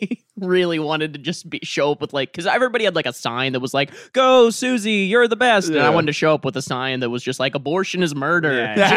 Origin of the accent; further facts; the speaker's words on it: United States; because I'm an American